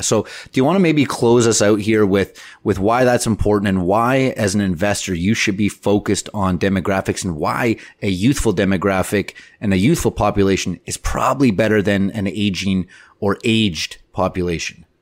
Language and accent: English; Canada; we're Canadian